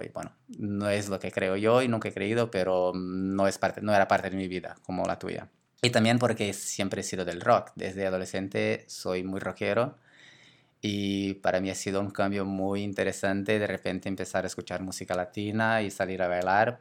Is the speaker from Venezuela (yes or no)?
no; Brazil; Spanish is a second language; moved away as an adult; now in Barcelona, Spain; yo soy de Brasil, ya salí de Brasil hace